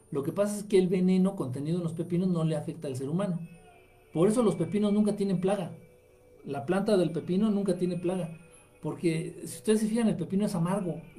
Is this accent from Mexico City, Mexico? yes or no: no; Coahuila, Mexico; Acá somos coahuilenses. Para el norte todos son chilangos.